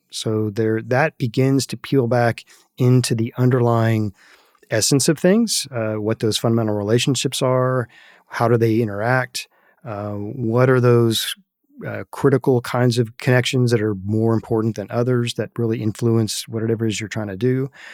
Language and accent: English; Northern Virginia, United States; I was a very privileged young man growing up in Northern Virginia